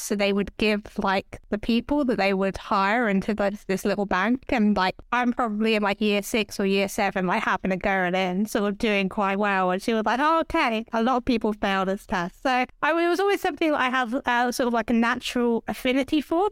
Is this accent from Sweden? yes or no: no; Hertfordshire, East of England, United Kingdom; moved away as an adult; also born or lived in Enfield; now in London, United Kingdom; I grew up just north of London in a place called Hertfordshire